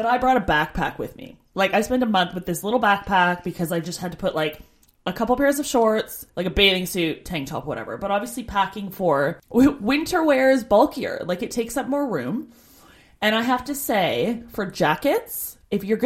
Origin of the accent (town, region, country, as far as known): Canada; moved away as an adult